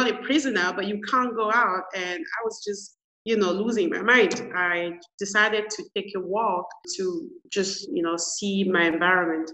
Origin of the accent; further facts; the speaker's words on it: Cameroon; moved away as an adult; also born or lived in Canada; I'm originally from Cameroon